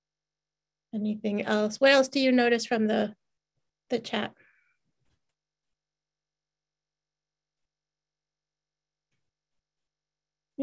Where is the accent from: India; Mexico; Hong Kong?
Mexico; moved away; grew up in Mexico